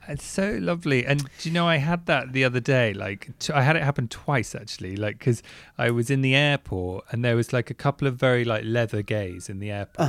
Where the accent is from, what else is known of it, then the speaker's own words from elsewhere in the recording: England, United Kingdom; technically I'm English